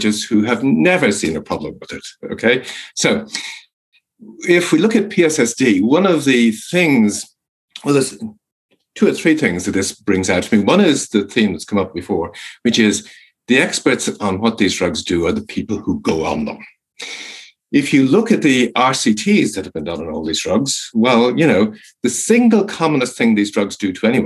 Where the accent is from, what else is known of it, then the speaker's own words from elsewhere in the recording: Ireland; I'm Irish, and when I grew up in Ireland